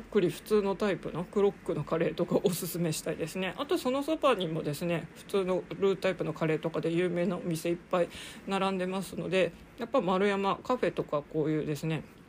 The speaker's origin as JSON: {"language": "Japanese", "town": "Sapporo", "region": "Hokkaido", "country": "Japan", "tie": "born or raised there", "also_born_or_lived": "Bangkok, Thailand / Saitama", "moved": "as an adult", "lives_now": "Tokyo, Japan", "said": "札幌生まれの札幌育ち"}